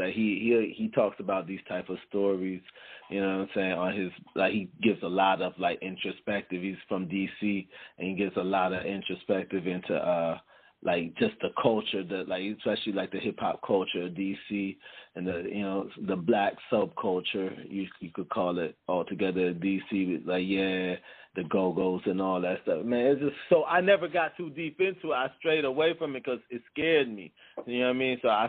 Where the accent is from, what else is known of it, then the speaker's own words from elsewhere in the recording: Jamaica; because I'm not originally from here, I'm Jamaican, you know what I mean?